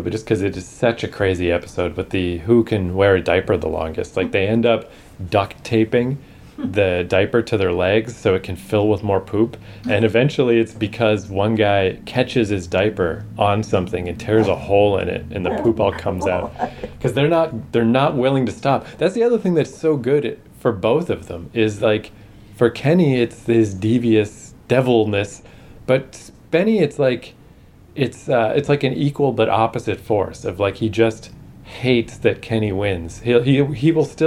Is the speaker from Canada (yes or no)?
yes; Canada; a Canadian